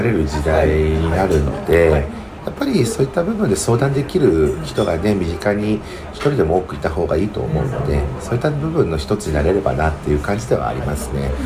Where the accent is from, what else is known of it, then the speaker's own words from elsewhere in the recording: Nagoya, Aichi, Japan; also born or lived in Tokyo / Osaka; 地元の名古屋に実家に帰ってきて